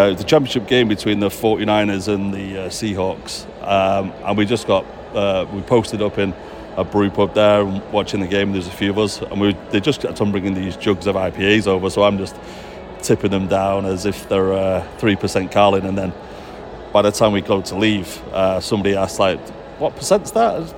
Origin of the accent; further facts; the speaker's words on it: Manchester, North West England, United Kingdom; accent: Manchester; moved away as an adult; now in Walnut Creek, United States; from Gorton originally